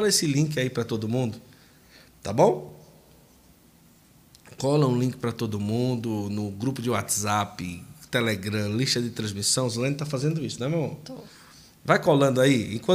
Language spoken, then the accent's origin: Portuguese; Curitiba, Paraná, Brazil; Sou de Curitiba.